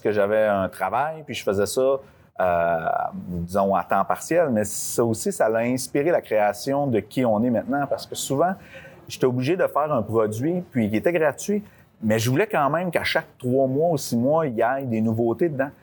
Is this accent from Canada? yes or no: yes; Lavaltrie, Quebec, Canada; Je suis né à la Valtrie.